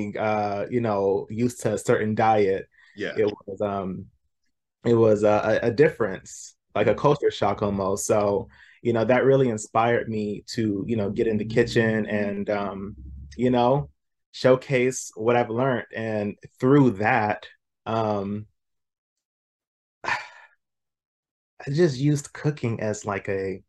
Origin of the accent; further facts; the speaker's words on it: the South, United States; born and raised in the South